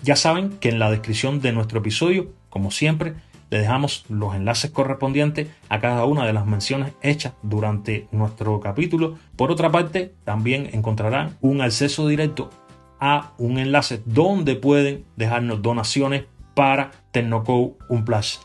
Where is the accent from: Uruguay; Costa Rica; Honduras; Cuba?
Cuba; en mi país, en Cuba